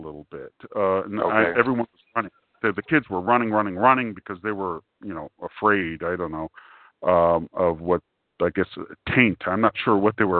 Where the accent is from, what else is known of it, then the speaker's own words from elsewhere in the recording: New York City, New York, United States; because I came from New York City